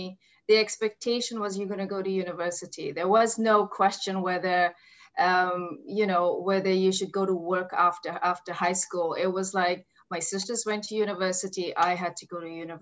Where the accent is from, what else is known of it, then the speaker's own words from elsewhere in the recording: Namibia; moved away as an adult; now in Vancouver, Canada; I'm African, I grew up in Namibia, moved to Vancouver, I've been here for the last almost 20 years now